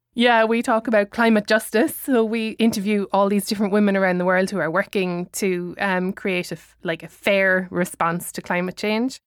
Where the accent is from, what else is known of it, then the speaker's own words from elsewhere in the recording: Ireland; I'm an Irish citizen